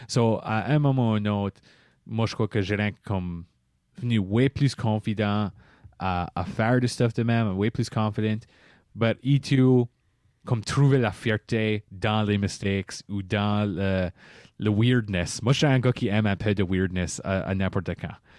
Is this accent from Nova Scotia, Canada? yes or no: yes; Par-En-Bas, Nova Scotia, Canada; Je suis un Acadien de Paramba